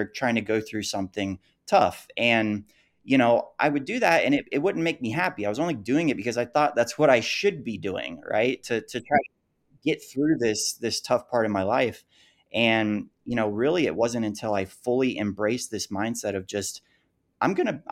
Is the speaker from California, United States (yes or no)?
no; Gainesville, Florida, United States; moved away as an adult; now in Salt Lake City, United States; I was born and raised in Gainesville, Florida